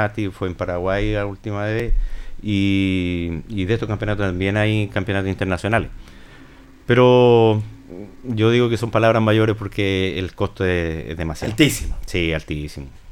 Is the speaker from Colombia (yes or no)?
no; Linares, Maule, Chile; soy de Linares